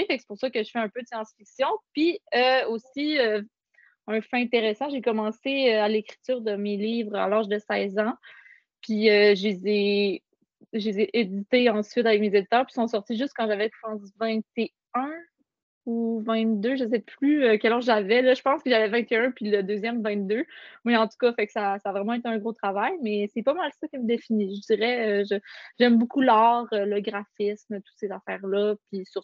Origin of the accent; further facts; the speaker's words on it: Saguenay, Quebec, Canada; je suis née au Saguenay, euh, puis j'habite ici encore.